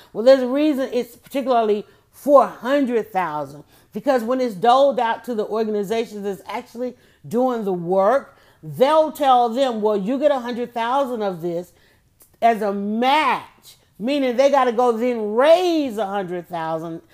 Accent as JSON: {"language": "English", "country": "United States", "said": "being African American in America"}